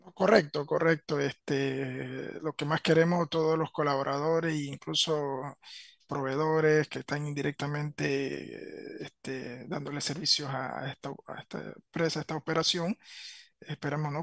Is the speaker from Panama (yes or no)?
yes; Veraguas, Panama; moved away as an adult; also born or lived in Panama City; yo soy eh, de Veragua. Me, me, crié mi niñez y mi adolescencia en zona de Veragua